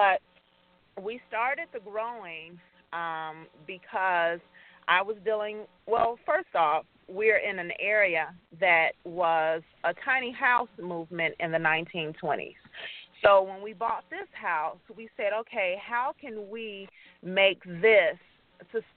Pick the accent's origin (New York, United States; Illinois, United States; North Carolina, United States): Illinois, United States; Chicago; now in Gary, United States; I grew up in Chicago with a family who had a garden